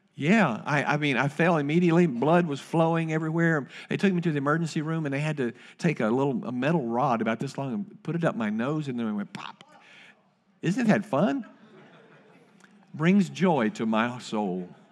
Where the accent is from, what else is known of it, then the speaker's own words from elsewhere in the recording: Winchester, Kentucky, United States; Terry and I grew up together in Winchester, Kentucky